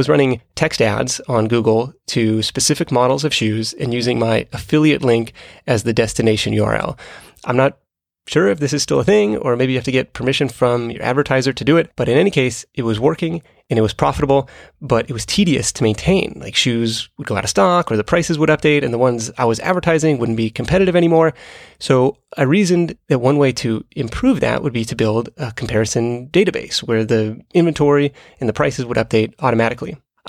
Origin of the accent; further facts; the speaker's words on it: Seattle, Washington, United States; moved away as an adult; I thought it would be worthwhile to leave Seattle and see what else was out there. I'd lived there almost my entire life.